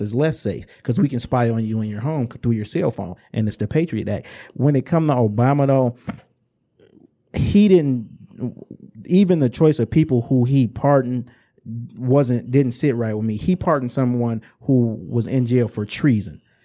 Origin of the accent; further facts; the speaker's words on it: Inkster, Michigan, United States; I'm from Inkster in the Romulus area